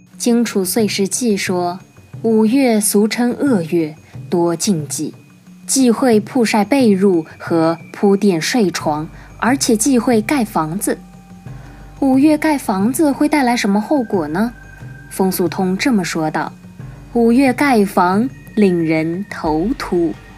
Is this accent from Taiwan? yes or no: no; China; 我们中国人